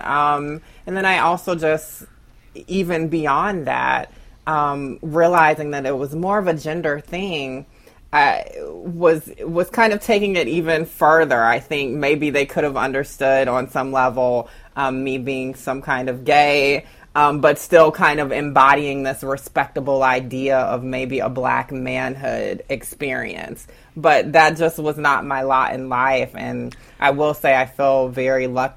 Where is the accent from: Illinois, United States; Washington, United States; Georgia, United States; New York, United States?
Georgia, United States; Augusta; growing up in Augusta, Georgia